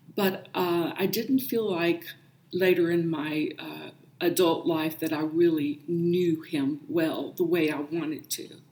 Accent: South Carolina, United States; moved away; I grew up in South Carolina and attended a Pentecostal Holiness Church and grew up in the faith

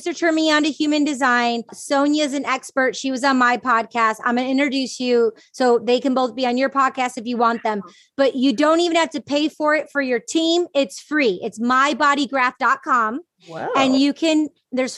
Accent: Michigan, United States; also born or lived in New York; now in Los Angeles, United States; I grew up in Michigan

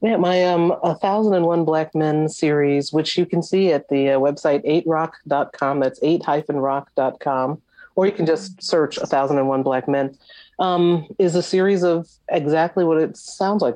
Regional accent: Long Island, New York, United States; I grew up in the New York area on Long Island

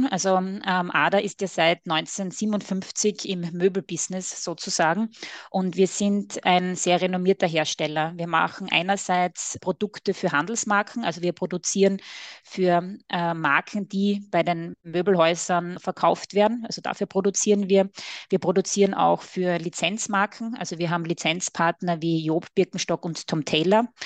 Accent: Styria, Austria; accent: Austrian; mit Sitz in der schönen Oststeiermark in Österreich. Man hört es natürlich auch etwas an meinem Akzent.

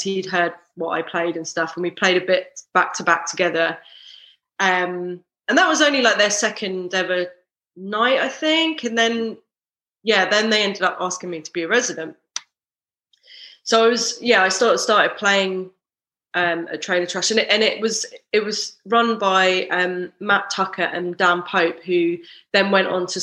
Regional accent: London, United Kingdom; I grew up in South London.

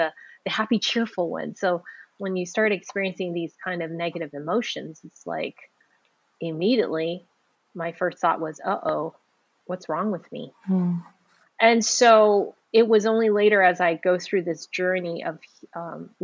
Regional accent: San Francisco, California, United States; I was born in San Francisco Chinatown

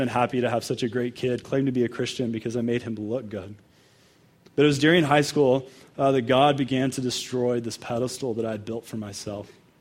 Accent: Dallas, Texas, United States; also born or lived in Denver area, Colorado; now in Colorado, United States; I'm from Texas. The Broncos are my number one team now. So I grew up in Dallas

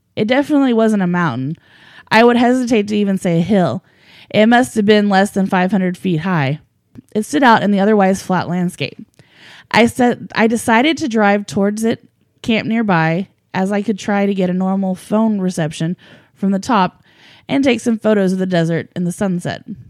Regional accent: United States; I grew up in Americas, and we Americans

